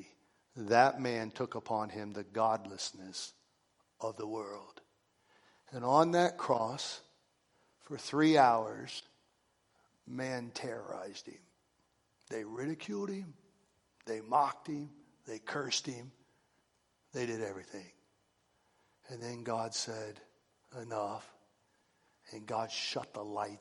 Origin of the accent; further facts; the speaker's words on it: United States; I'm an American